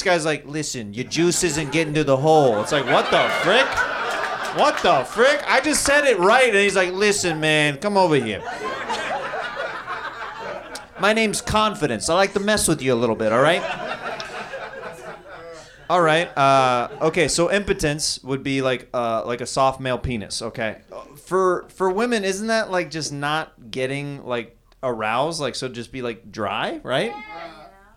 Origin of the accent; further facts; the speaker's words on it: Kansas City, United States; I'm from Kansas City